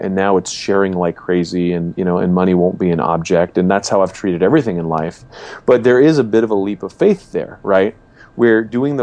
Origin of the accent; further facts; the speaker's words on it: Los Angeles, California, United States; I grew up in Southern California, Los Angeles area.